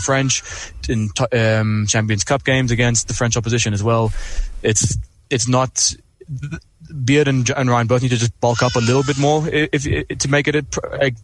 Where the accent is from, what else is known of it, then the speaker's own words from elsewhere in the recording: South Africa; as a South African